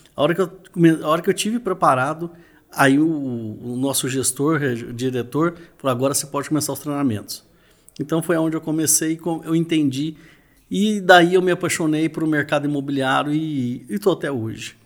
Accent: Uberlândia, Minas Gerais, Brazil; Sou de Uberlândia, Minas Gerais, a cidade do Triângulo Mineiro

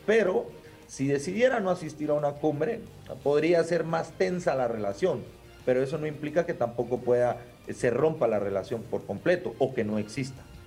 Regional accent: Guatemala; nosotros como guatemaltecos

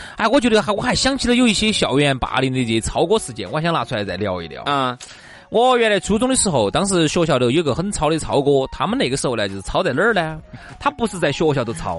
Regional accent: Chengdu, Sichuan, China; 那个时候我们成都这边哈，就有很多娃娃

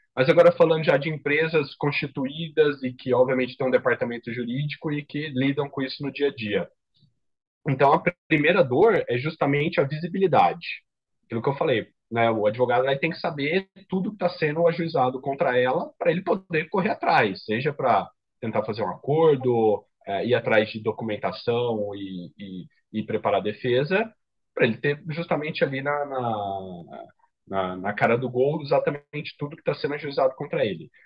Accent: Ribeirão Preto, São Paulo, Brazil; Eu sou de Ribeirão Preto, interior, então voltei para casa dos meus pais

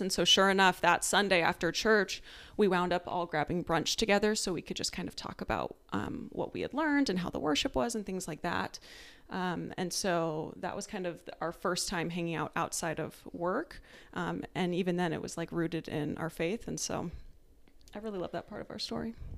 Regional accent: Tucson, Arizona, United States; moved away as an adult; also born or lived in Maryland; I am from Tucson, Arizona. I lived there my whole life until I also went to the academy

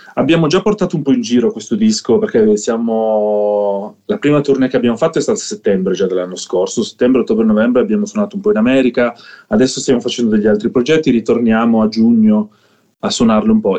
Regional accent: Southern Italy, Italy; moved away as an adult; also born or lived in Netherlands; da dove vengo io, del sud Italia

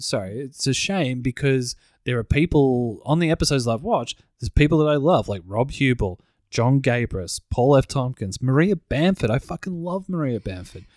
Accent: Broadmeadows, Victoria, Australia; we grew up, we grew up in Broadmeadows

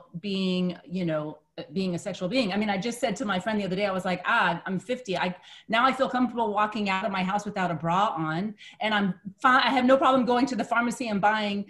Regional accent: United States; growing up in the United States

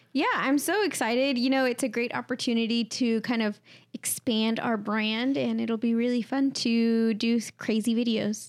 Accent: Comfort, Texas, United States; my first job was at a pizza place in my hometown

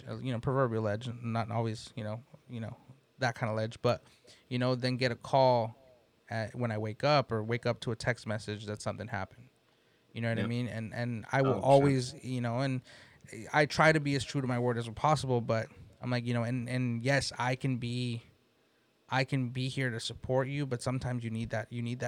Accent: East Palo Alto, California, United States; also born or lived in San Jose; we grew up in the Bay Area in areas that, you know, like I grew up in East Palo Alto

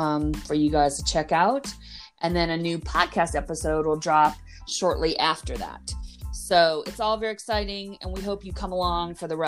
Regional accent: Los Angeles, California, United States; also born or lived in Orange County, California; So I'm originally from Los Angeles. I am that special unicorn where I was born in LA. I didn't move there later, which is amazing. And then I grew up partially in LA, partly in Orange County.

